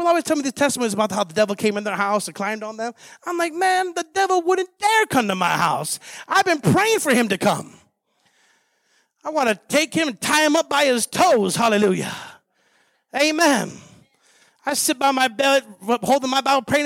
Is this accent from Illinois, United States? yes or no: yes; Chicago, Illinois, United States; moved away as an adult; also born or lived in Beijing / Montreal / Columbus, Ohio; now in Tulsa, United States; I'm from Chicago. I ran those streets. I shot at people. I was shot at multiple times. I was in that there in Chicago